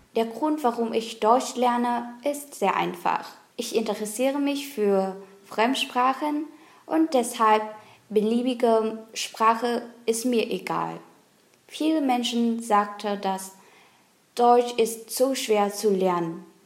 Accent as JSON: {"language": "German", "area": "Sentai", "region": "near Hanoi", "country": "Vietnam", "second_language": "German", "said": "ich komme aus Sentai, ist äh, außerhalb der Hanoi, einer kleinen äh, Stadt."}